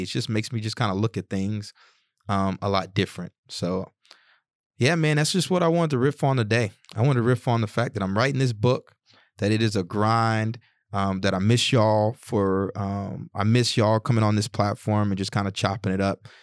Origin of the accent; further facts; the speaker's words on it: the South, United States; when I was growing up in the South